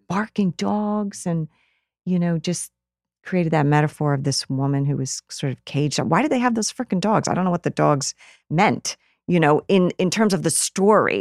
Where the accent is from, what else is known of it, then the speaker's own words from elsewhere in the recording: Rutland, Vermont, United States; the downtown area where I grew up in Rutland, Vermont.